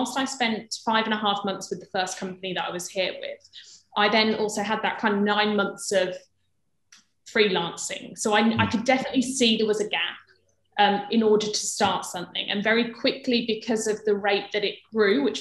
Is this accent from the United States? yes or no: no; Birmingham, West Midlands, United Kingdom; moved away as an adult; also born or lived in London; I'm from Birmingham, London was obviously uni